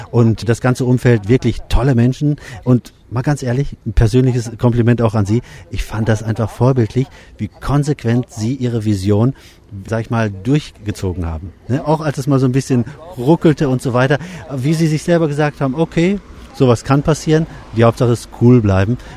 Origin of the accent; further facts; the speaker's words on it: Bielefeld, North Rhine-Westphalia, Germany; Ich komme aus Bielefeld, aus Deutschland.